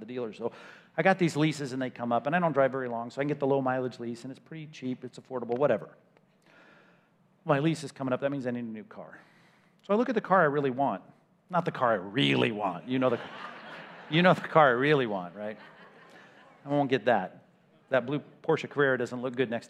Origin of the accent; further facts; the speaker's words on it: California, United States; I'm from California